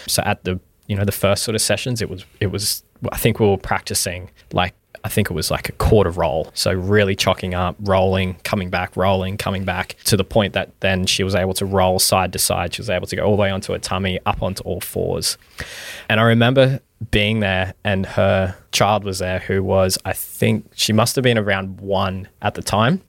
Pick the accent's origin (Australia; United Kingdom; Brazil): Australia; Mackay, Queensland; also born or lived in Townsville; I was born and raised in Mackay, and so went through primary, high school in Mackay